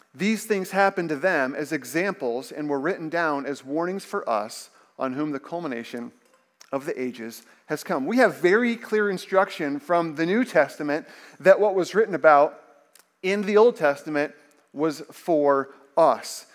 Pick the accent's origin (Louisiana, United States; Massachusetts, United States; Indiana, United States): Indiana, United States; I remember growing up in Indiana, my brother and I would watch March Madness with my dad